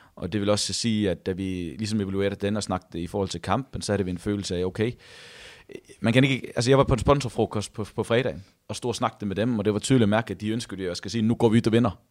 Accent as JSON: {"language": "Danish", "area": "near Odense, Funen", "region": "Southern Denmark", "country": "Denmark", "moved": "as an adult", "lives_now": "Haugesund, Norway", "said": "Jeg kommer fra uh, eh, 10 minutter ud forbi Odense"}